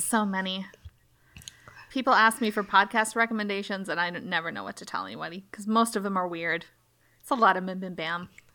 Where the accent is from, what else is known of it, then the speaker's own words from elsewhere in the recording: Minnesota, United States; I'm from Minnesota, which you can probably tell because of my lack of an accent